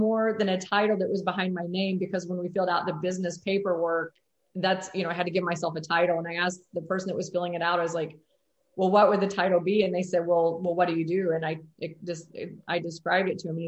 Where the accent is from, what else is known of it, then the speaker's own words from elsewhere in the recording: Mitchell, Indiana, United States; We're both from Mitchell, Indiana